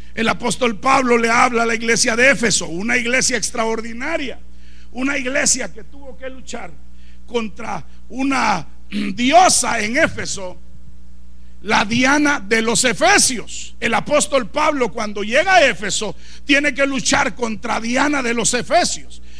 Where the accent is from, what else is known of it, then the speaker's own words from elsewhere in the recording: Guatemala; moved away as an adult; now in Chicago, United States; yo soy de Guatemala